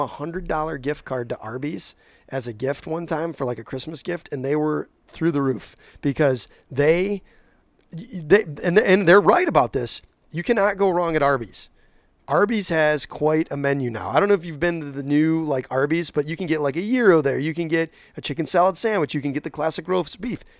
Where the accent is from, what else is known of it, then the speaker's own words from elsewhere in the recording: Whitneyville, Michigan, United States; I grew up out in Whitneyville, Alto area.